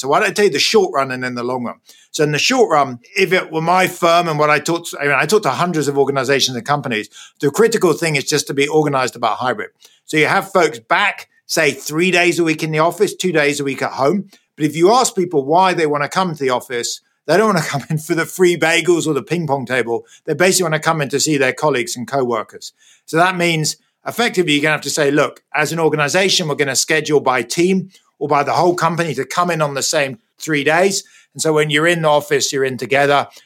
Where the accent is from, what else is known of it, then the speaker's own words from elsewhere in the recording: United Kingdom; moved away as an adult; also born or lived in United States; now in California, United States; You can hear probably from my accent, I was born in Britain. I'm now a bit of a fake Brit. I live in the US. I've been here for the last 15 years.